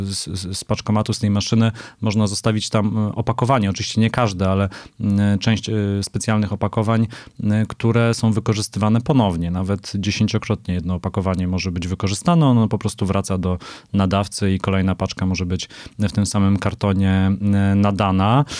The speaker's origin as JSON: {"language": "Polish", "region": "Silesian Voivodeship", "country": "Poland", "moved": "yes", "lives_now": "Warsaw, Poland", "said": "jestem z pochodzenia Ślązakiem, z wyboru warszawiakiem"}